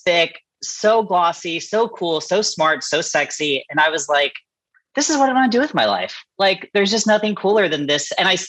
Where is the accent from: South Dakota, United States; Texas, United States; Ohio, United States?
Texas, United States; Houston; Born and raised in Houston.